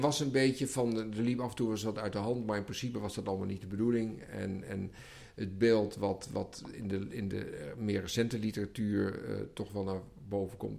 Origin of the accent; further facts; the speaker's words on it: Netherlands; ons als Nederlander